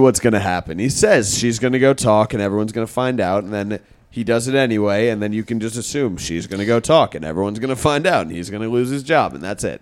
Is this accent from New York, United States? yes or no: yes; Westchester, New York, United States; I grew up in Westchester